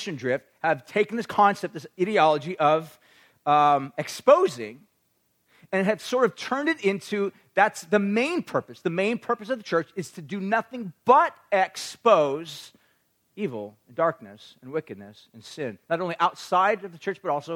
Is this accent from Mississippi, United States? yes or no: no; Orange County, California, United States; I grew up in Orange County